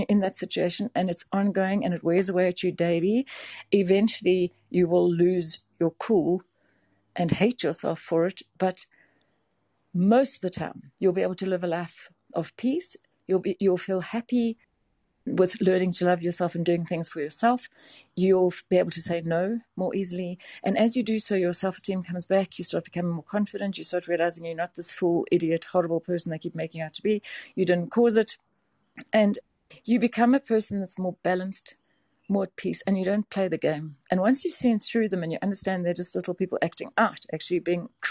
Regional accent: South Africa; also born or lived in Johannesburg; I'm from South Africa. I live in Johannesburg

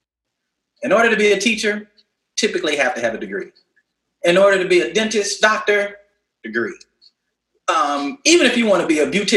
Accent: Houston, Texas, United States; now in Miami, United States; I'm originally from Houston, and I worked at this place called Astroworld

